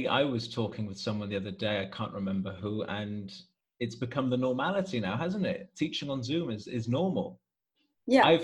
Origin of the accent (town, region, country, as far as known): Wales, United Kingdom; accent: Welsh; now in Italy